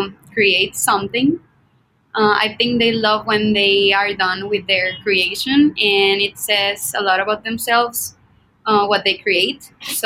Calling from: Monterrey, Nuevo León, Mexico; I'm in Monterrey. It's near Texas.

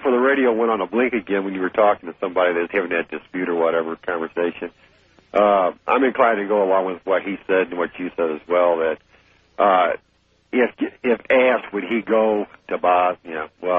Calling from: Alton, Illinois, United States; Yeah, this is …. I'm from Alton, Illinois, which is right next to St. Louis.

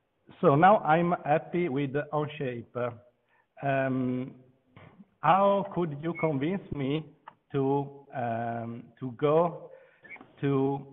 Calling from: Venice, Veneto, Italy; I'm video conferencing from Venice.

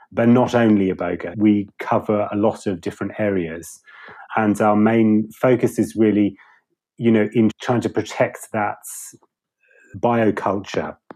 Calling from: South East England, United Kingdom; I'm I'm just outside London, so from the UK.

